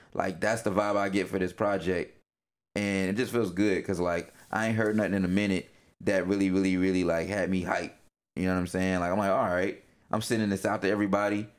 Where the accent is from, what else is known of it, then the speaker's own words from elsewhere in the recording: the South, United States; moved away; I'm from the South you know, if everybody knows me, they know I'm from the South. I may not, you know, be there right now, but I'm always gonna rep